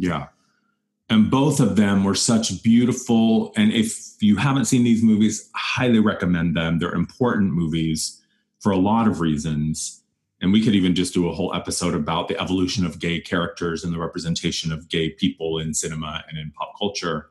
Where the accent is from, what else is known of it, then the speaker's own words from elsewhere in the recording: Wyoming, United States; moved away; when I grew up in Wyoming